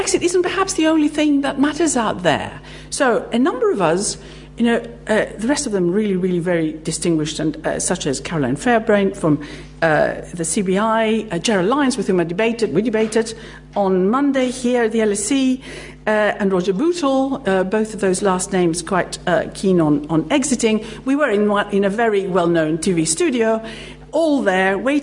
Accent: Greece; moved away; I'm actually Greek

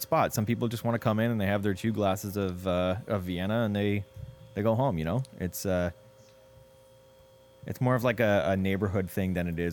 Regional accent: Hamilton, Ontario, Canada; also born or lived in Milton, Ontario; now in Kitchener, Canada; I grew up in Milton and then Hamilton, and then moved out to Kitchener

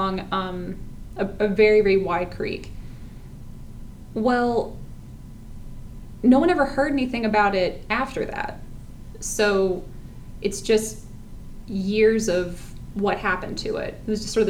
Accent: Fayette County, Georgia, United States; Well, I grew up in Fayette County, Georgia

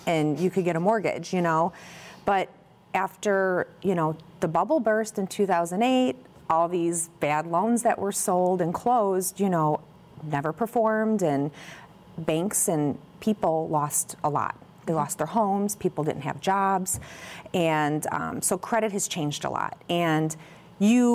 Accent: Crest Hill, Illinois, United States; also born or lived in Chicago, United States / Naperville, United States; I grew up in Crest Hill, just next door, not too far from here from Naperville, and lived there until I went to Illinois State

